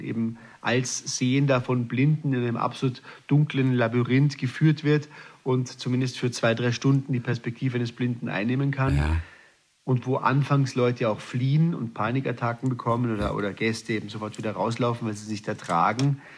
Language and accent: German; Austria; moved away as an adult; also born or lived in Hamburg; ich als Österreicher